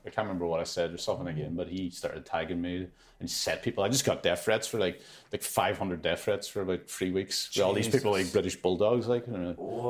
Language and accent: English; Ulster, Ireland; I love him. I'm from Donegal.